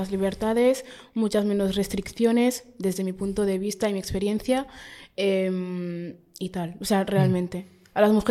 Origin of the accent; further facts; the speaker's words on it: Catalonia, Spain; perdonad por mis catalanadas, es que yo soy súper catalana.